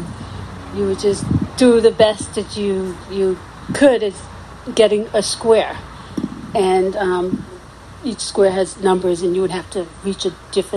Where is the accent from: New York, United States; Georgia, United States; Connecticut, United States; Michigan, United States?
New York, United States; New York City; also born or lived in Guyana; growing up in South Jamaica